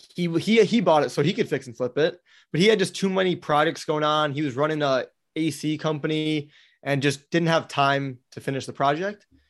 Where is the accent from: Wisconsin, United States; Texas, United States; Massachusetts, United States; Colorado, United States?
Wisconsin, United States; Milwaukee; moved away as an adult; also born or lived in Florida; I grew up in Milwaukee, Wisconsin